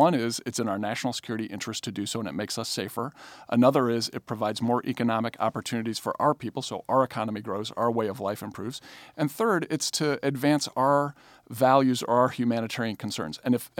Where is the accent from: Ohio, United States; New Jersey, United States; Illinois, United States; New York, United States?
Illinois, United States; Chicago; I'm from Chicago.